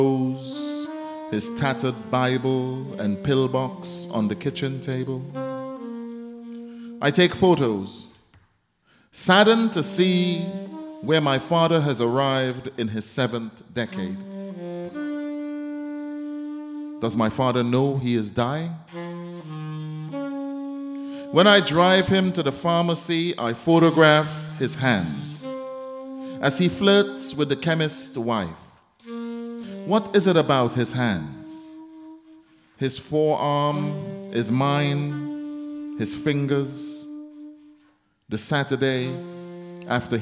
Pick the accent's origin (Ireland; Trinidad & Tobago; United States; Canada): Trinidad & Tobago; I'm from Trinidad